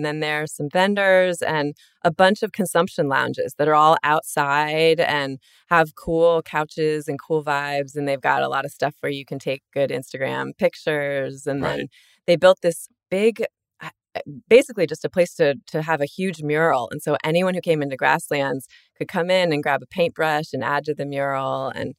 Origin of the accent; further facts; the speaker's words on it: East Coast, United States; also born or lived in Virginia / Connecticut / Maryland / New York City; but I'm from the East Coast. I grew up in Virginia, Connecticut, and Maryland mostly.